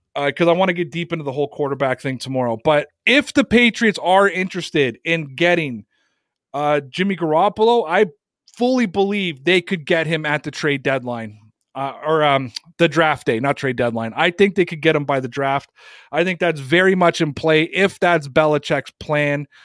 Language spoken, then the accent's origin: English; Toronto, Ontario, Canada; moved away; my hometown guys from Toronto